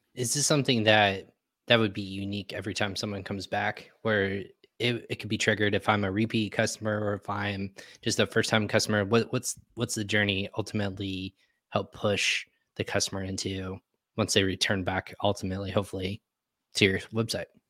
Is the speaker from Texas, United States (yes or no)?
yes; Texas, United States; I was actually born and raised in Texas